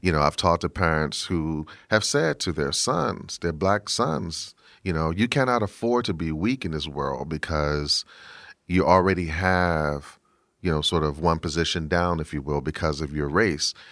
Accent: Washington, District of Columbia, United States; I'm from Washington, D C

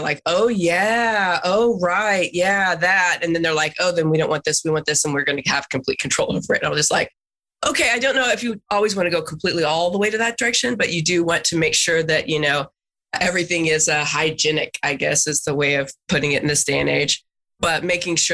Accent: Texas, United States; being a Texan

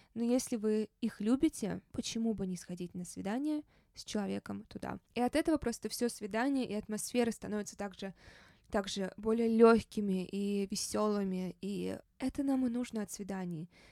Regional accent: Saint Petersburg, Russia; moved away; also born or lived in Los Angeles; это мой родной город.

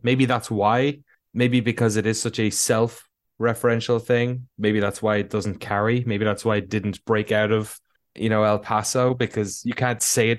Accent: Ireland; There's lots of words that aren't used outside of my hometown or outside of Ireland

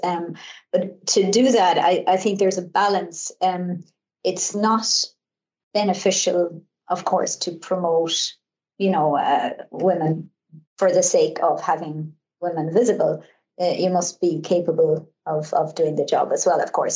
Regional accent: Ireland; I come from Ireland and um, I come from a, a, large family

